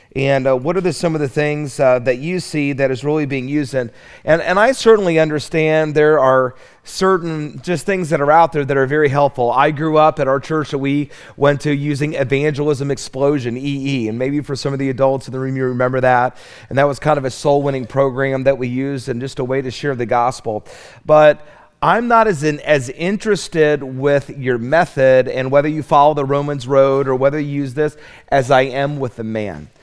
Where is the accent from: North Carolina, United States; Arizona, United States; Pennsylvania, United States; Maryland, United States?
North Carolina, United States; Charlotte; I'm from Charlotte